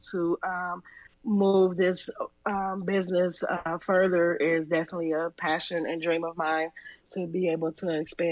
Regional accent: Midwest, United States; Born and raised in the Midwest, we don't have beaches

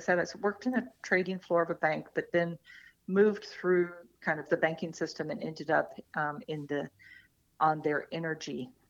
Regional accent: Atlanta, Georgia, United States; moved away as an adult; also born or lived in New York; I was born in Atlanta and, went to schools there, grew up

